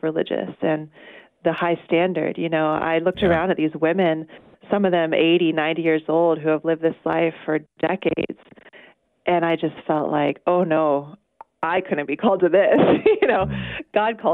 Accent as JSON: {"language": "English", "town": "Charleston", "region": "South Carolina", "country": "United States", "tie": "born or raised there", "moved": "yes", "said": "I grew up in Charleston, South Carolina, and I was born to a loving Catholic family"}